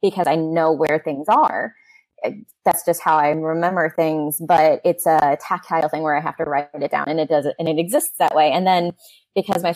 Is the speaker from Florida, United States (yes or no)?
yes; St. Augustine, Florida, United States; It's my hometown, so I have a really big connection to it. And I love to talk about it because I grew up around it